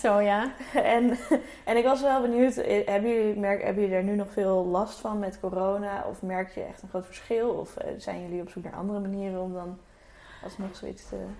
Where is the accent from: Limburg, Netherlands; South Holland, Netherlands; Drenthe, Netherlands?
South Holland, Netherlands; Alphen aan den Rijn; ik ben ook opgegroeid in Alphen aan de Rijn